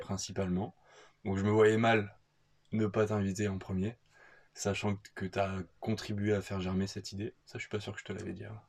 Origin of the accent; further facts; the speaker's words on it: France; moved away as an adult; also born or lived in Australia; notre goût pour la bouffe en tant que Français